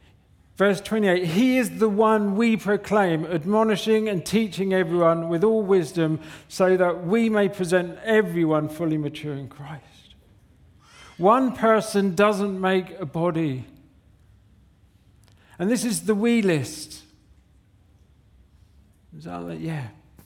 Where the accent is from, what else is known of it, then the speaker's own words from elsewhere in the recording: Southampton, South East England, United Kingdom; We come from Southampton, a good place. We come from Southampton, and it was like, where's the 24-hour garage?